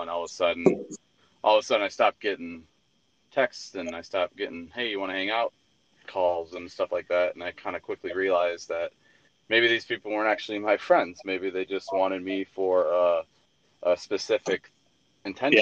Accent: Braidwood, Illinois, United States; moved away as an adult; I lived in Braidwood, I used to throw house parties

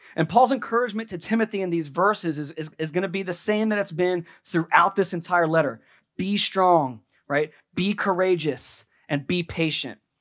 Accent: United States

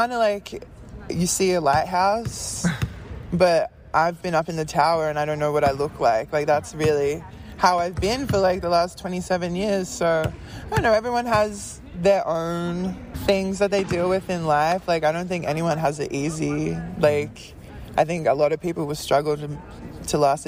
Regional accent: Australia; moved away as an adult; I grew up playing in Australia

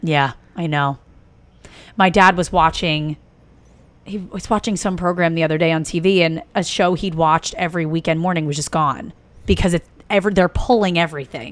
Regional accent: East Coast, United States; moved away; I'm from the East Coast. So getting to New York, we would go up and see shows.

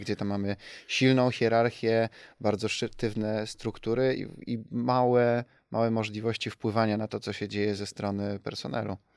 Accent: Sosnowiec, Silesian Voivodeship, Poland; Doceniam moje rodzinne miasto

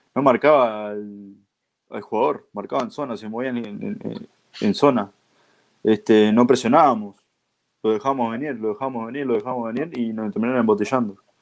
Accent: Uruguay; expresarme como uruguayo

